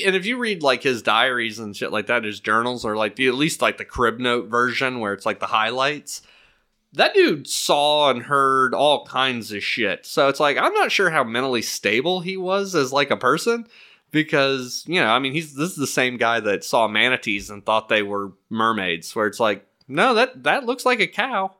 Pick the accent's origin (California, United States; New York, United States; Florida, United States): Florida, United States; Miami; growing up in Miami